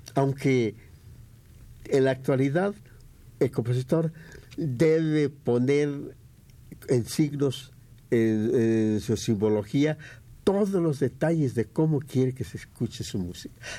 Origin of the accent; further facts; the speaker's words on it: Mexico; como buenos mexicanos